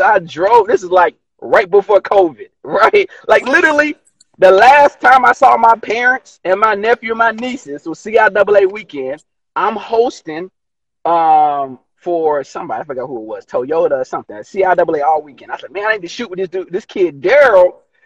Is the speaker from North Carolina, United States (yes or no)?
yes; High Point, North Carolina, United States; moved away; I'm from North Carolina. I represent North Carolina all day, don't matter what country I'm in. I'm from High Point